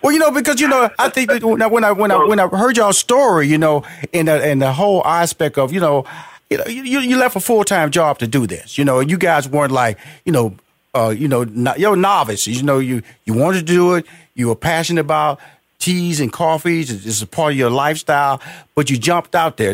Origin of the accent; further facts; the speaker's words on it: Houston, Texas, United States; I'm from, I'm from Houston, Texas, big barbecue country